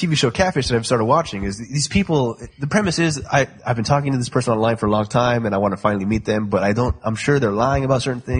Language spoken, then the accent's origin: English; Nigeria; Plus, I'm Nigerian.